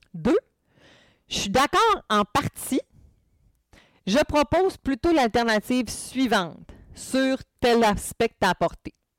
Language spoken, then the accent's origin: French; Quebec, Canada; peut-être que mon accent n'est pas assez fort, mais je viens du Saguenay-Lac-Saint-Jean.